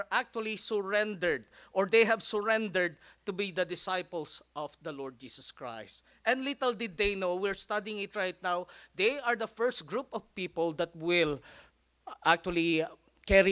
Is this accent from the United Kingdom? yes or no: no; Philippines; now in United States; I'm a Filipino redneck